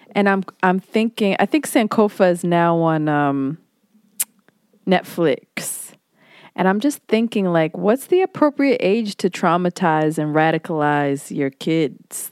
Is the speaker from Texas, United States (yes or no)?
no; Hawaii, United States; moved away; I was born in Hawaii, and I learned how to swim at ten